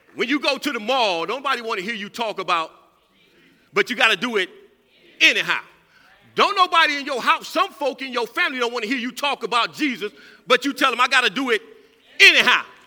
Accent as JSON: {"language": "English", "region": "California", "country": "United States", "moved": "yes", "said": "I'm from California"}